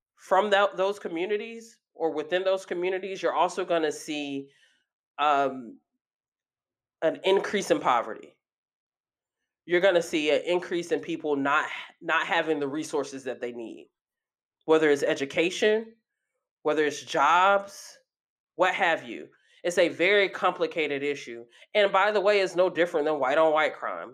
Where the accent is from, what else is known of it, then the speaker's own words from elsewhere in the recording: Athens, Georgia, United States; my hometown, uh, Athens, Georgia, a very small town